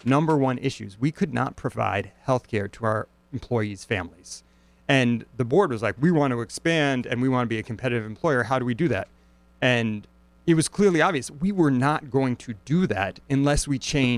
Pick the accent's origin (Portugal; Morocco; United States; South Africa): United States; Stamford, Connecticut; moved away as an adult; now in New Haven, United States; I grew up in Stamford, Connecticut